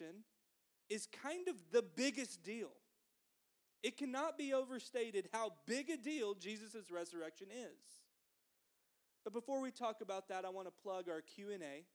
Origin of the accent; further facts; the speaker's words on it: the South, United States; growing up in the South